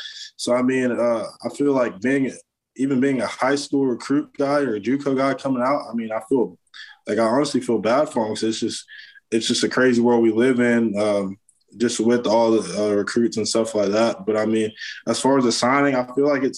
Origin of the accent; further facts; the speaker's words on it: Florida, United States; growing up in Florida